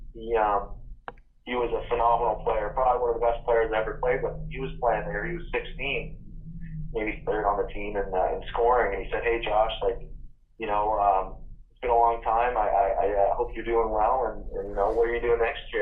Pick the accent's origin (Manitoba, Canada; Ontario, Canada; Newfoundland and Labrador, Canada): Ontario, Canada; Kingston; also born or lived in Smiths Falls; my hometown of Kingston